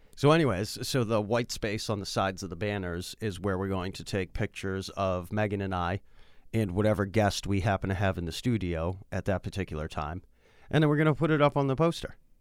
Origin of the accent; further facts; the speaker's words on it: Worcester, Massachusetts, United States; I grew up in Worcester